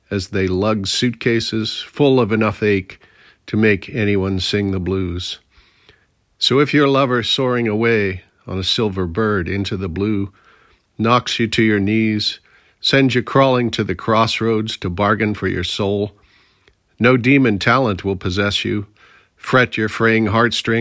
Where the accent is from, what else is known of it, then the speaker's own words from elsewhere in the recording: Pittsburgh, Pennsylvania, United States; moved away as an adult; also born or lived in California; I was born and raised around Pittsburgh, Pennsylvania